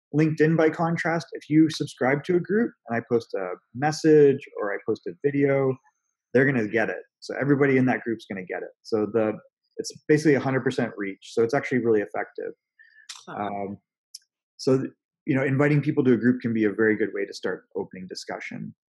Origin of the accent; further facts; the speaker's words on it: Canada; now in Newport Beach, United States; I'm originally from Canada